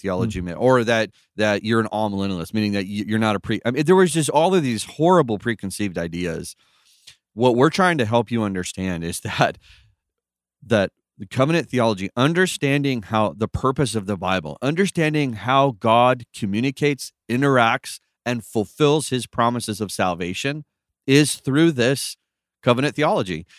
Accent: California, United States; I was born and raised in Cali, sunny California

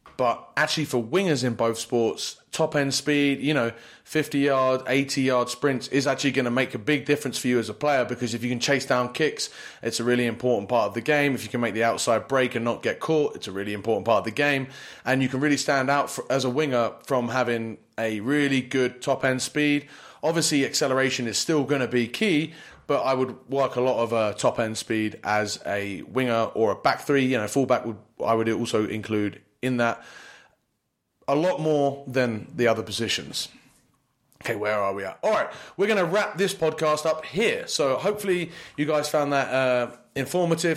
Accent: United Kingdom; also born or lived in Poland; now in United States; being a British guy

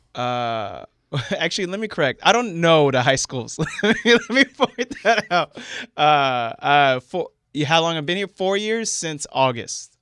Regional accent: central Florida, United States; moved away as an adult; also born or lived in Seattle area; now in Seattle, United States; I grew up in Florida

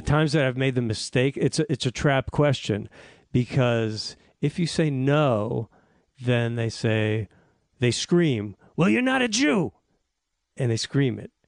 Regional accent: Newton, Massachusetts, United States; outside of Boston, S, uh, Newton, Massachusetts.

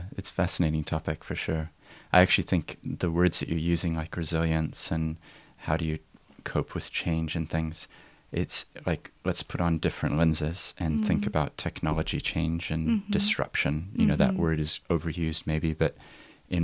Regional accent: Christchurch, Canterbury, New Zealand; I've been away from New Zealand for 11 years. And despite my accent, I actually did grow up here in Christchurch.

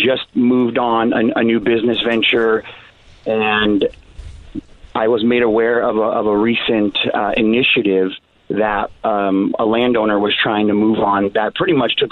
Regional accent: Chicago, Illinois, United States; moved away as an adult; now in Oceanside, United States; I'm from Chicago

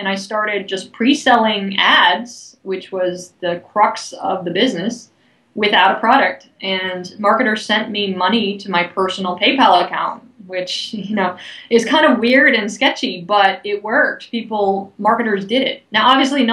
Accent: Bay Area, Silicon Valley, California, United States; I hail from the Bay Area, the Silicon Valley

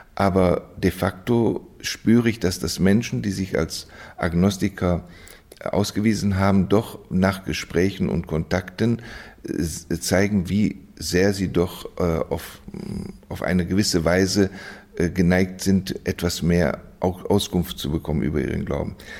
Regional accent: Düsseldorf, North Rhine-Westphalia, Germany; also born or lived in Osnabrück; now in Vienna, Austria; ich bin aufgewachsen in Düsseldorf, geboren in Osnabrück in Düsseldorf

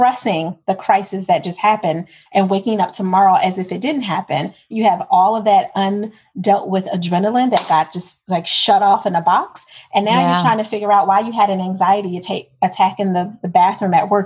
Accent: Philadelphia, Pennsylvania, United States; I'm from Philadelphia.

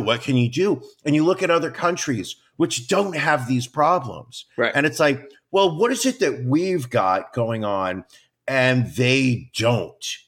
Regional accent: United States; as an American

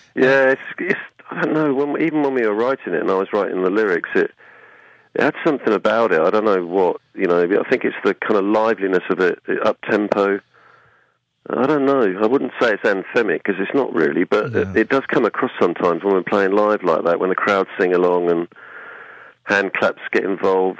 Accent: Suffolk, East of England, United Kingdom; in Albury in Suffolk, which is my hometown

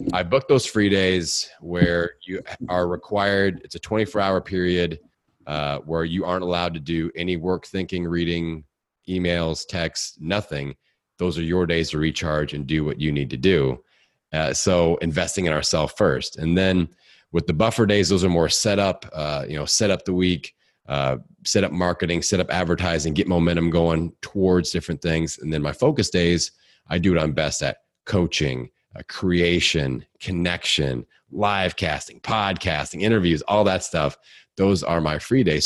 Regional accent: Indiana, United States; accent: hick; I'm from Indiana

